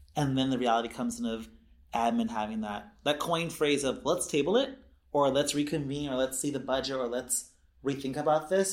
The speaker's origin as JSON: {"language": "English", "town": "Los Angeles", "region": "California", "country": "United States", "tie": "born or raised there", "also_born_or_lived": "Humboldt", "moved": "as an adult", "said": "I am a Southern California native, Los Angeles specifically, um, SoCal South Bay boy"}